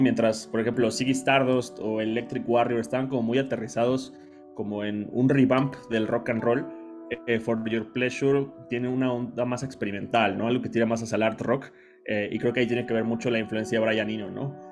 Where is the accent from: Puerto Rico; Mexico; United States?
Mexico; soy de México